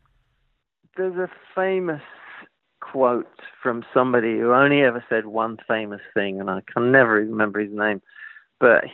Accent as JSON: {"language": "English", "region": "London", "country": "United Kingdom", "tie": "born or raised there", "said": "growing up in East London in the 70s, it wasn't exactly Hollywood"}